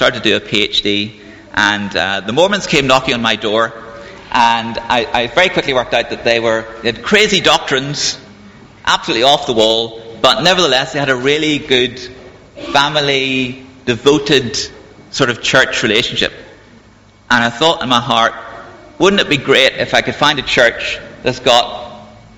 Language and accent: English; Belfast, Northern Ireland, United Kingdom; moved away as an adult; also born or lived in Cambridge; I grew up in Belfast, in Northern Ireland, during the time of the Troubles